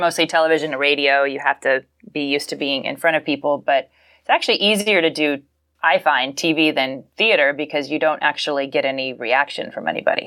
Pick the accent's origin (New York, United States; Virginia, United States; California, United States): Virginia, United States; Falls Church; I am from Falls Church, Virginia, Northern Virginia, the D C suburbs